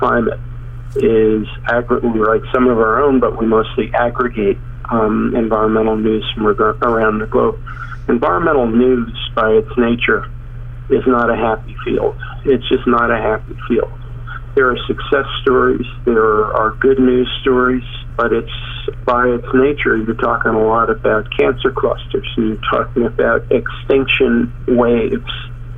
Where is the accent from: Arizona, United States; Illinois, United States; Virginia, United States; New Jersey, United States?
New Jersey, United States; northern; I grew up in the northern part of Jersey next to the Hackensack Meadowlands